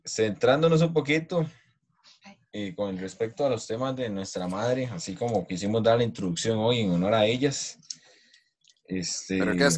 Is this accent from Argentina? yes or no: no; Costa Rica; uno como tico